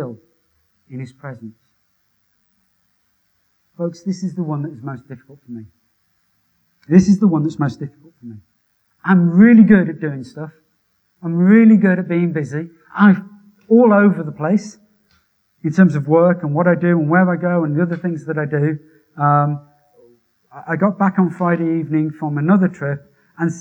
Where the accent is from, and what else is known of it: Wolverhampton, West Midlands, United Kingdom; born or raised there